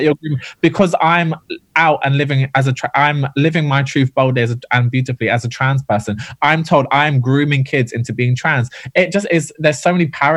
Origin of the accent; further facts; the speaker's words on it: Ireland; We're both Irish